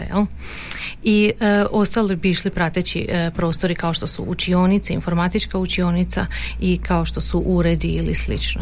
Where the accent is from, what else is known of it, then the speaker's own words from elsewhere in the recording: Croatia; kod nas u Hrvatskoj